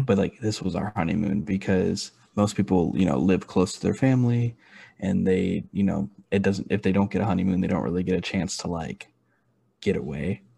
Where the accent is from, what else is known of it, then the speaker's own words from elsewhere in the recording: Houston, Texas, United States; moved away as an adult; now in Kentucky, United States; I was born and raised in Houston, and I'm a very proud like Houstonian.